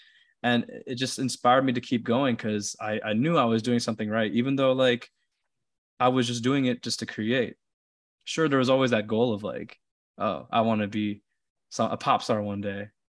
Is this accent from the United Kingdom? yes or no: no; Philippines; influenced by me coming to terms with my identity as a Filipino